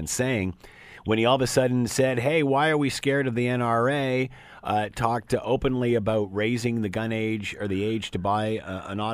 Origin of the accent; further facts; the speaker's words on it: Canada; I'm a guy coming from Canada